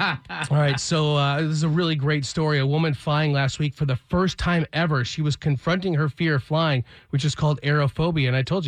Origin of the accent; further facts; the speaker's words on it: Michigan, United States; now in Atlanta, United States; because I'm from Michigan, I'm super white trash.